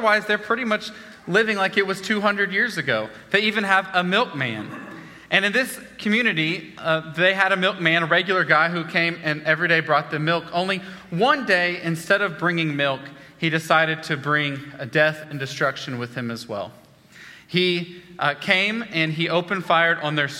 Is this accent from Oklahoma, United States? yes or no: yes; Oklahoma, United States; moved away as an adult; also born or lived in Wichita, Kansas / central Texas; I'm from Oklahoma originally